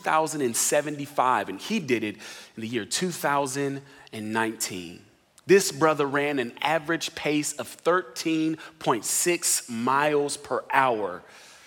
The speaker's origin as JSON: {"language": "English", "town": "Riverside", "region": "California", "country": "United States", "also_born_or_lived": "Atlanta, Georgia", "moved": "as an adult", "lives_now": "San Antonio, United States", "said": "I'm originally from Los Angeles area, Riverside, California, to be more specific."}